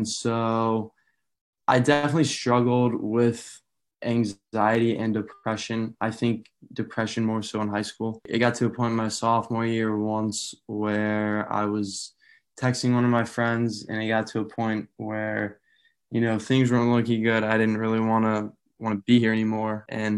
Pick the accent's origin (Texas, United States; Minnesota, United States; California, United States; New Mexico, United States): New Mexico, United States; Albuquerque; born there; also born or lived in Severna Park, Maryland; I was born in Albuquerque, New Mexico, but moved around a lot with my dad in the Air Force. So most recently lived in Severna Park, Maryland.